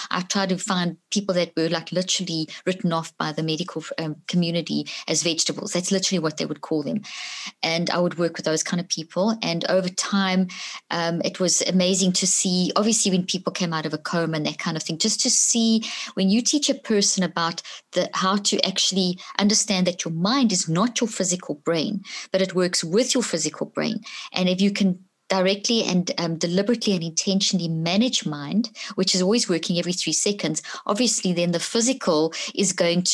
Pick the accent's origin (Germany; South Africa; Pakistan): South Africa; also born or lived in Zimbabwe; I was born in Zimbabwe, grew up in South Africa.